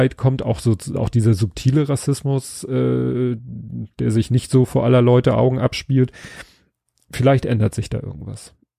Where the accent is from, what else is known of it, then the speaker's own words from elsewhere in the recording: Hamburg, Germany; ich bin in Stalzhoop aufgewachsen